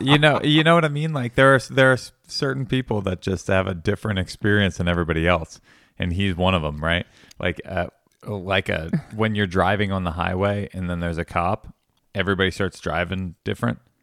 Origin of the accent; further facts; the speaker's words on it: Langhorne, Pennsylvania, United States; also born or lived in Statesville, North Carolina / Levittown, Pennsylvania; I grew up, like, primarily in Langhorne